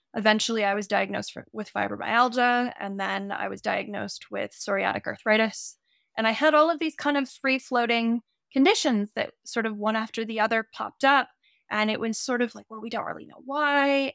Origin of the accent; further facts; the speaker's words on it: Santa Cruz, California, United States; also born or lived in Montana; now in Ojai, United States; I'm originally from Santa Cruz, California